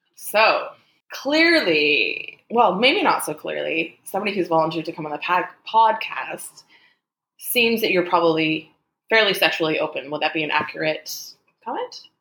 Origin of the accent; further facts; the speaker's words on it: Canada; I'm Canadian